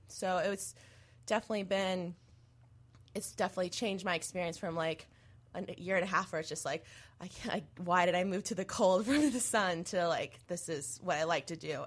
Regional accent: Mesa, Arizona, United States; moved away; I'm from Arizona, and so is Allison. We actually grew up in the same city.

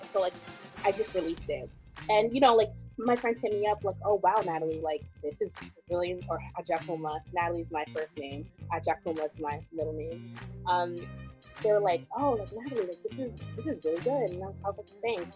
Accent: New York, United States; being Ghanaian, being brought up in New York. Um, I actually live a little bit outside of uh, the city in Rockland, so being brought up in more of like the suburbs suburbs area

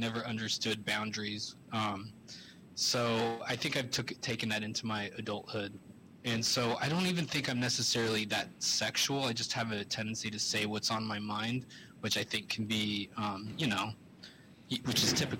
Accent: California, United States; Northern Bay Area, San Francisco, Santa Clara.

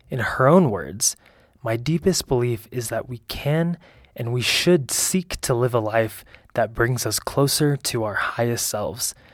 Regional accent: Allentown, Pennsylvania, United States; I was born and raised in Allentown, Pennsylvania. My parents were immigrants, my mother from Lebanon and my father from Syria. I grew up with two siblings, an older sister and a younger brother.

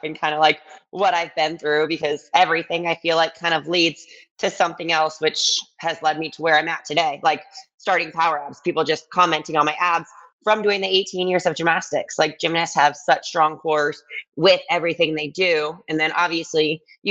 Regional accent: Ann Arbor, Michigan, United States; moved away as an adult; also born or lived in New York City; I was born and raised in Ann Arbor, Michigan, and that's where I ended up going to school

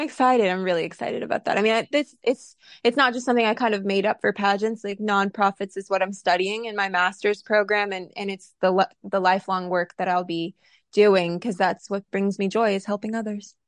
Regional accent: Coweta County, Georgia, United States; moved away as an adult; now in California, United States; I'm originally actually from Coweta County, Georgia, um, and then left home at eighteen years old

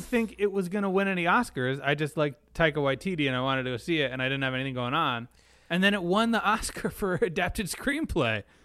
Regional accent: United States; as an American

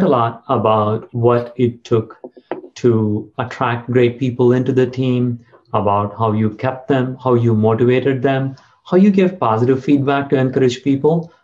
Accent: South India, India; moved away as an adult; also born or lived in Silicon Valley, United States; now in United States; I grew up in South India, and after some fits and starts, I got into IIT Madras

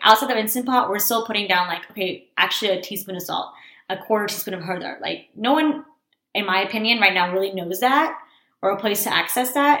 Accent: Texas, United States; I was born and raised in America

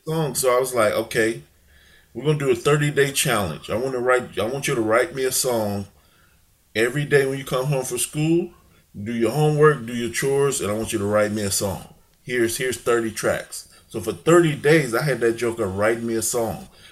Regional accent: Chicago, Illinois, United States; also born or lived in St. Louis, Missouri; I grew up in Chicago, lived a little bit in in St. Louis

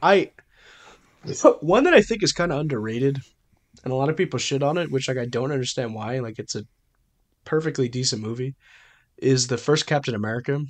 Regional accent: United States; I'm American

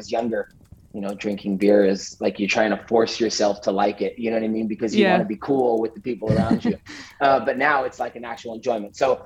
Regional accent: Oakland, San Leandro, Fremont area, Bay Area, Northern California, United States; moved away as an adult; now in Bozeman, United States; I grew up in Northern California in like the Oakland, San Leandro, Fremont area, Bay Area

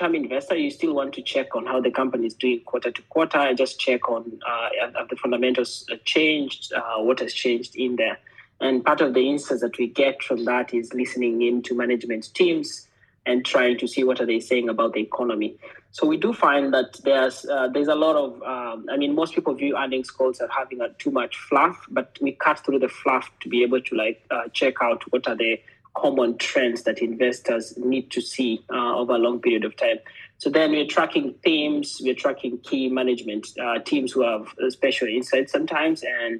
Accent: Kenya; moved away as an adult; also born or lived in Sweden; Well, I come from Kenya, born and brought up there for most of my life, but I also stayed in Sweden for the last 10 years.

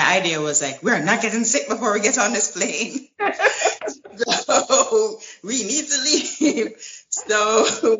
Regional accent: Jamaica; also born or lived in United States; now in Italy; I'm from Jamaica, and whenever I can, I fly back home.

